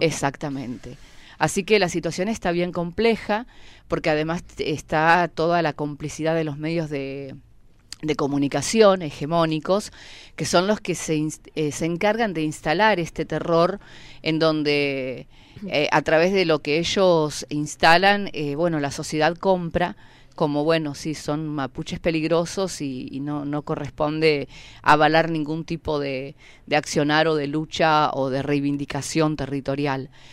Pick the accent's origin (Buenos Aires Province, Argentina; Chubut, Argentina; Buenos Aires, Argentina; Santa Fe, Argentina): Chubut, Argentina; Pu Lof en Resistencia Cushamen; vengo de Pulov Resistencia Kusamen, una comunidad